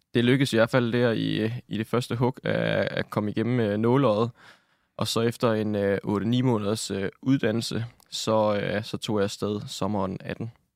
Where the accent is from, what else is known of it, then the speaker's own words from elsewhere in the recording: Nakskov, Zealand, Denmark; Jeg kommer fra Nakskov nede på Lolland, hvor jeg er født og opvokset